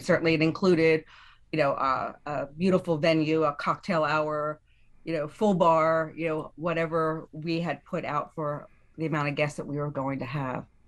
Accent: Chester County, Pennsylvania, United States; We're, we're from Chester County, so Lancaster County is about an hour plus away from us

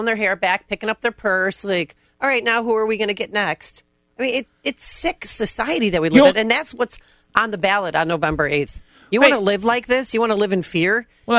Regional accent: Midwest, United States; as a Midwesterner

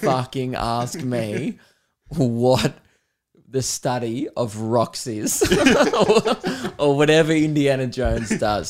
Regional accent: Melbourne, Victoria, Australia; I'm from Melbourne

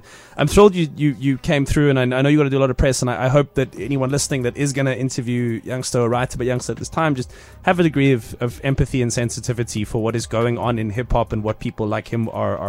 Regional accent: Cape Town, Western Cape, South Africa; I went to like a Model C school in Cape Town

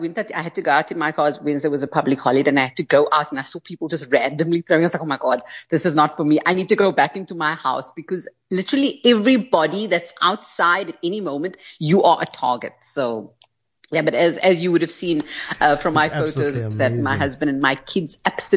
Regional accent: Cape Town, Western Cape, South Africa; growing up in Cape Town

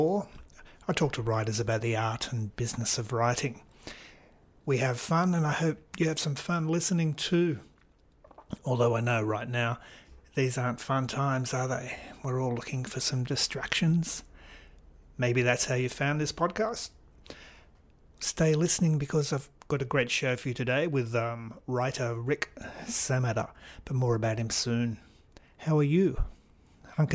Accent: Australia; also born or lived in Port Macquarie, New South Wales; It's doubly weird being Australian. I live in the state of New South Wales

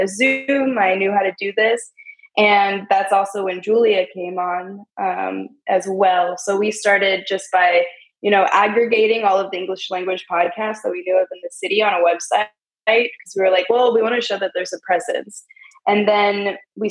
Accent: California, United States; moved away as an adult; also born or lived in Dunedin, New Zealand; now in Berlin, Germany; growing up in California

